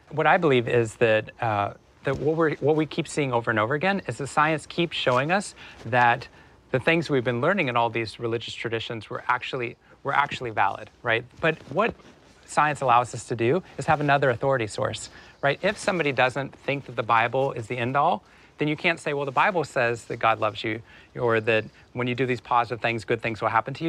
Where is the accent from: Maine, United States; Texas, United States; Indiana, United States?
Texas, United States; Waco; moved away as an adult; Waco, Texas. I grew up for 18 years in Waco